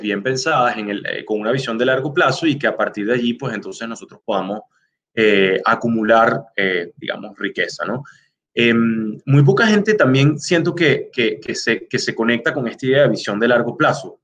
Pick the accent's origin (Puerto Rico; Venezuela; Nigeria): Venezuela; now in Chicago, United States; soy venezolano